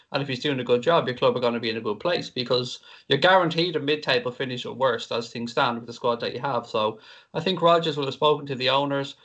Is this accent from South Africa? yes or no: no; Ireland; I'm Irish